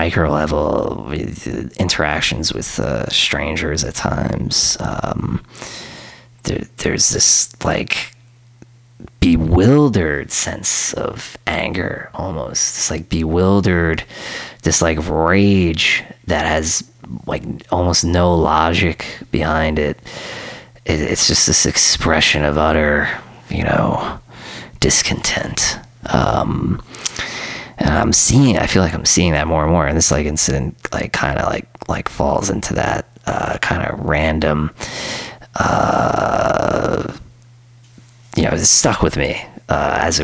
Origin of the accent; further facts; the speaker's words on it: New York City, New York, United States; when I was a teenager and I was growing up in Queens